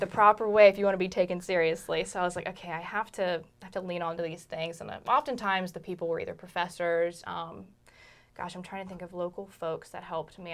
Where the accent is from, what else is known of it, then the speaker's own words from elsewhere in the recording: Charlottesville, Virginia, United States; moved away as an adult; now in Richmond, United States; I grew up in Charlottesville, which is only a hop, skip, and a jump.